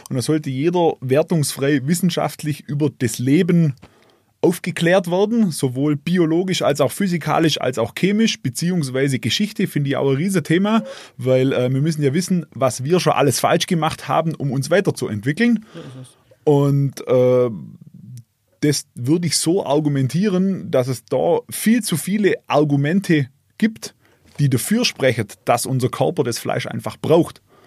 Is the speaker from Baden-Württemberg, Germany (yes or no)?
yes; Kißlegg, Baden-Württemberg, Germany; Kisleck wo ich herkomme